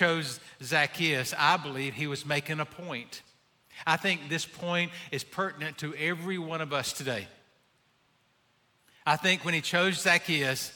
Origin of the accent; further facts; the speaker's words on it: Abbeville, South Carolina, United States; I'm from Abbeville.